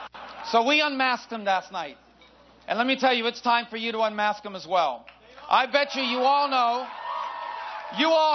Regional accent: Florida, United States; in Florida, my home state

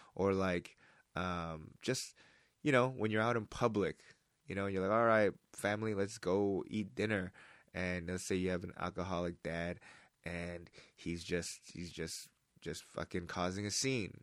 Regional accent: United States; moved away; I'm an American

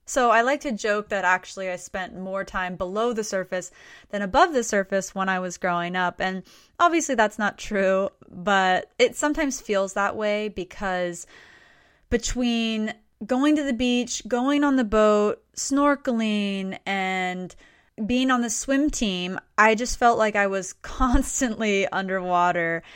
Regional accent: Stuart, Florida, United States; moved away; I grew up actually in South Florida, in a town called Stuart, Florida

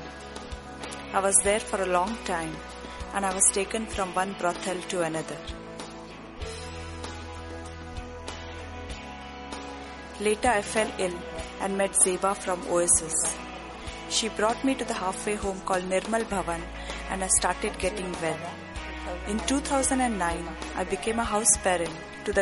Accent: Delhi, India; now in Mumbai, India; I'm originally from Delhi.

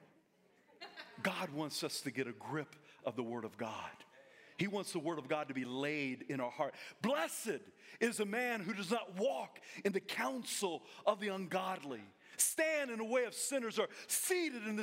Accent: South Carolina, United States; now in Coeur d'Alene, United States; I'm from South Carolina

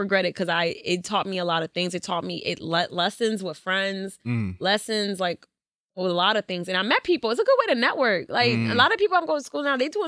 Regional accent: Trumbull, Connecticut, United States; also born or lived in Stamford, Connecticut; I was born there, but I grew up, like, in Trumbull

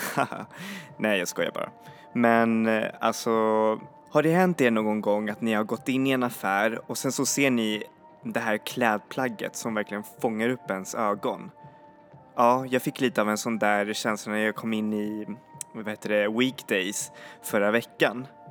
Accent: Sweden; vi svenskar

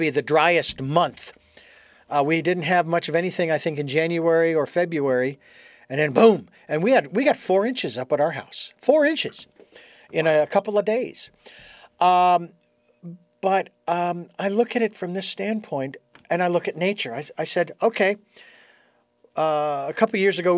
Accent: Phoenix, Arizona, United States; being born and raised in Phoenix and being exposed to the different tribes that were in Arizona

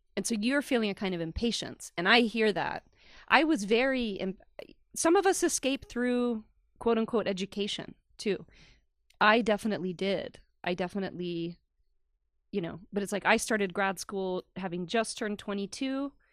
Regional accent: the South, United States; moved away; also born or lived in Long Island, New York; I grew up in the South

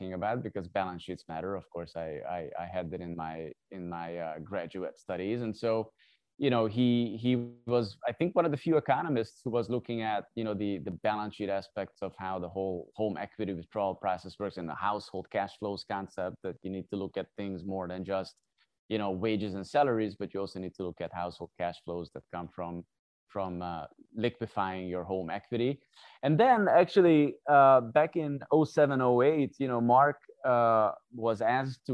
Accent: Hungary; moved away as an adult; also born or lived in South Korea; I'm originally from Hungary. So I started my education there.

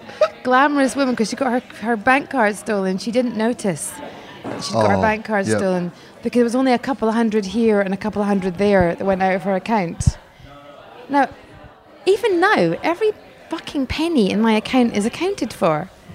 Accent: Scotland, United Kingdom; I'm from Scotland.

